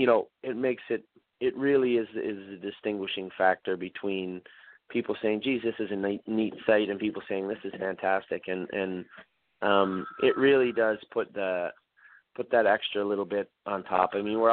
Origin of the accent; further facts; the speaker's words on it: Prince Edward Island, Canada; moved away as an adult; I moved from Prince Edward Island with my brother Mark to Windsor, Ontario to work for Mike MacDonald.